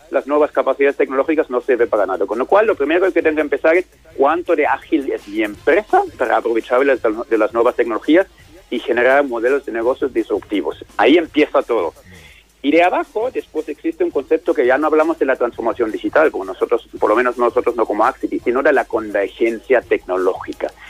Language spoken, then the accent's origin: Spanish; Germany; Spanish is a second language; como soy alemán, he trabajado además en muchos sitios en el mundo